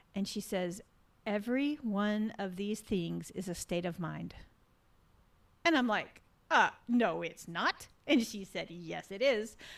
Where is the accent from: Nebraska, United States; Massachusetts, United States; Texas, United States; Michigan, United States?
Texas, United States; moved away; growing up in Texas, I was a dancer in Texas.